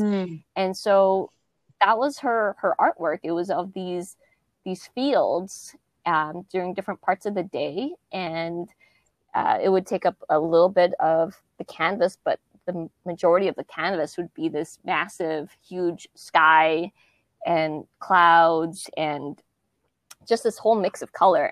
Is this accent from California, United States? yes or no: yes; Southern California, United States; moved away as an adult; also born or lived in Kansas City, Missouri; now in Nashville, United States; I'm originally from California, Southern California